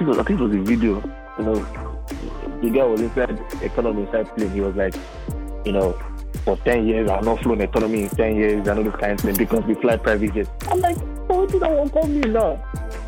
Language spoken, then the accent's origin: English; Nigeria; I grew up in Nigeria. I grew up on Nigerian music.